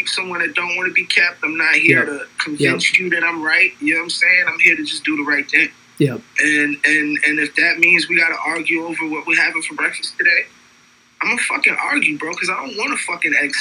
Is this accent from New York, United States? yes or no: yes; New York City, New York, United States; I'm from Brooklyn. I'm from New York